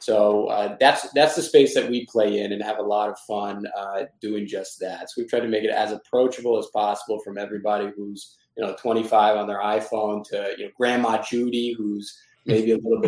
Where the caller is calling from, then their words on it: Boston, Massachusetts, United States; I am in Boston, Massachusetts, but we'll be back in Big Apple tomorrow.